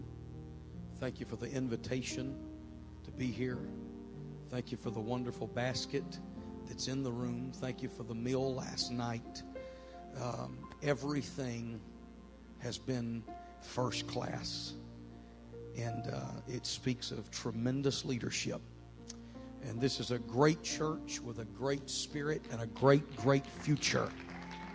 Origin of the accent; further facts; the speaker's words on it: Beaumont, Texas, United States; moved away as an adult; now in Mississippi, United States; I was born and raised in the Beaumont, Texas area